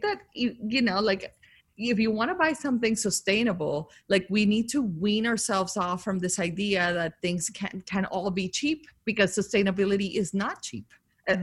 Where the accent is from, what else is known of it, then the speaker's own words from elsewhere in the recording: Colombia; moved away; growing up in Colombia with like this family that is obsessed with beauty